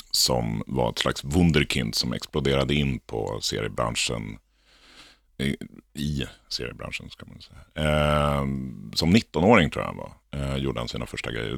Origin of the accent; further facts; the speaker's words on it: Lidingö, Stockholm County, Sweden; jag började min bana som, eh, illustratör för Lidingö Tidning, där jag kommer ifrån, Lidingö